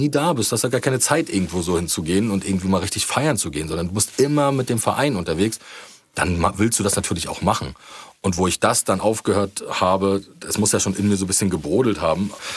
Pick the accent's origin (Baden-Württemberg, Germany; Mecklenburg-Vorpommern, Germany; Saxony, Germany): Mecklenburg-Vorpommern, Germany; Rostock; meine Heimatstadt